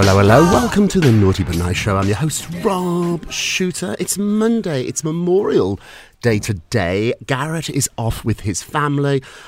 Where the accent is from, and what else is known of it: United Kingdom; moved away as an adult; now in New York, United States